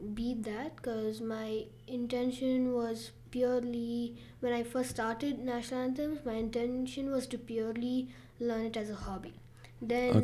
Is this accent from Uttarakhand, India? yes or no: no; Bangalore, Karnataka, India; I'm from Bangalore, India